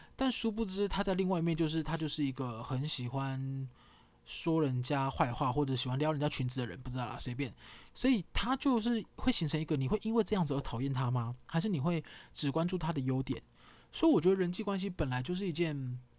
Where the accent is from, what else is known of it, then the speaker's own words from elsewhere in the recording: Kaohsiung, Taiwan; 跟我同样一起在高雄长大